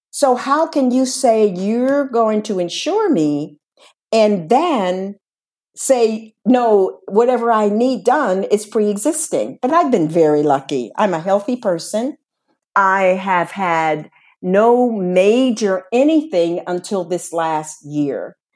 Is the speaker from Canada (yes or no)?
no; Spain; English is a second language; if I have to come back to my home country, which they say is Spain, and they will see that I get there if I have to come back